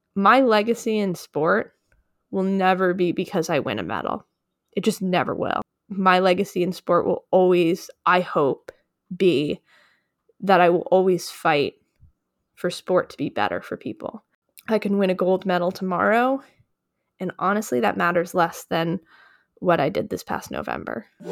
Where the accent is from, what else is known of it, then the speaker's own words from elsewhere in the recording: Westchester County, New York, United States; I grew up in Westchester County, which is just north of New York City.